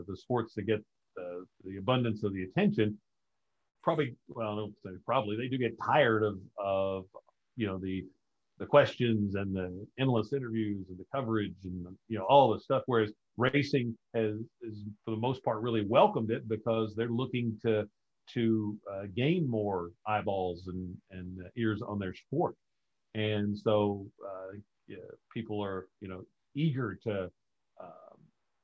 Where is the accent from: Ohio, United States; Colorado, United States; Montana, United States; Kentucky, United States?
Kentucky, United States; Paris; growing up in Paris, we had Claiborne Farm, very famous thoroughbred farm